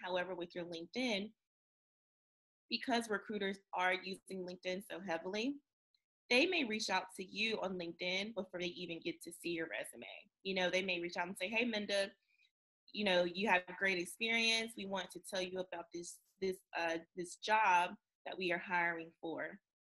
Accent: North Carolina, United States; since I am from North Carolina

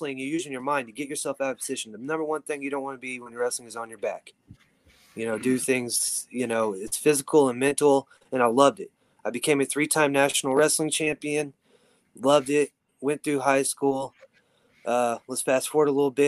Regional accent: Weatherford, Oklahoma, United States; also born or lived in Tulsa, Oklahoma; I, moved back to my hometown in Weatherford, Oklahoma

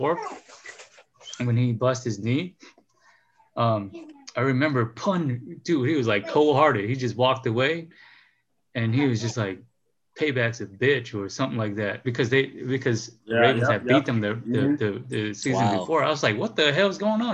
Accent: Chicago, Illinois, United States; growing up in Chicago

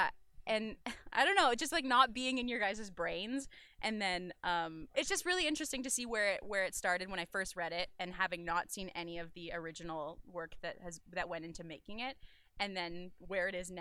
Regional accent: British Columbia, Canada; moved away as an adult; I'm from British Columbia originally. So I was back there living at home

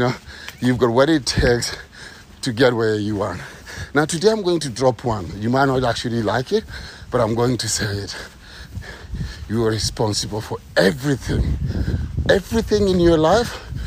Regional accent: Kenya; moved away; I'm from the ghetto. I'm from Kenya.

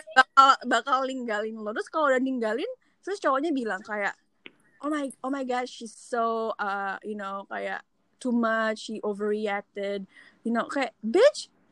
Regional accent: Indonesia; moved away as an adult; also born or lived in Seattle; now in New York City, United States; gue orang Indonesia terus apa namanya dari kecil di Indonesia sampai SMA

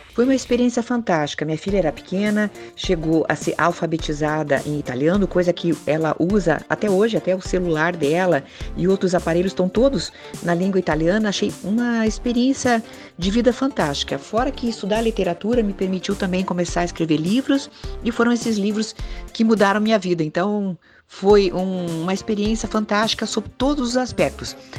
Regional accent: Curitiba, Paraná, Brazil; como curitibana, como psicóloga

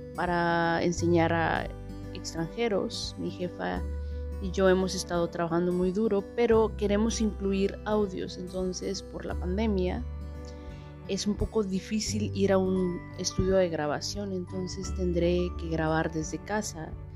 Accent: Mexico City, Mexico; moved away as an adult; now in India; nací en la Ciudad de México hace un tiempecito

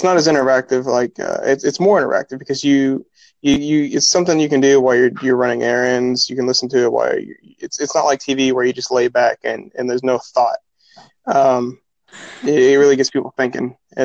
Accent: Kentucky, United States; I'm from Kentucky. Me and my family are

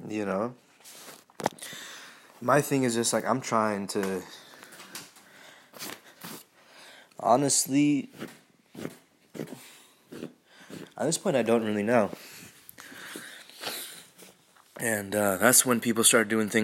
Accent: United States; growing up in the United States is not fucking easy by any fucking stretch of the imagination

